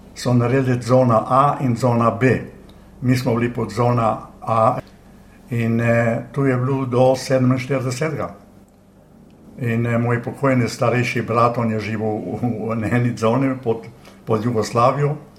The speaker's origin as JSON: {"language": "Slovenian", "town": "Bovec", "region": "Slovenian Littoral", "country": "Slovenia", "tie": "born or raised there", "also_born_or_lived": "Villach, Austria / Lokovec, Slovenia", "moved": "as an adult", "lives_now": "Sydney, Australia", "said": "jaz sem iz eh, Bovca, rojen sem pa v Avstriji, v Filah"}